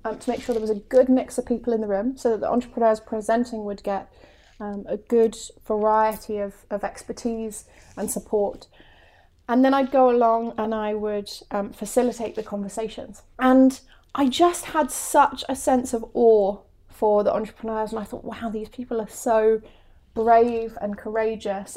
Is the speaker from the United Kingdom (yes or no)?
yes; England, United Kingdom; moved away as an adult; English, um, and they were excited by my quirky accent